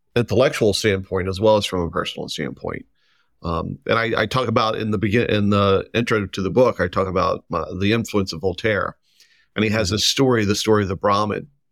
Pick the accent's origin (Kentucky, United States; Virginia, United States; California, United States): Kentucky, United States; just south of Cincinnati; moved away as an adult; also born or lived in Oregon; now in Providence, United States; I am, uh, originally from Kentucky, um, but I grew up just south of Cincinnati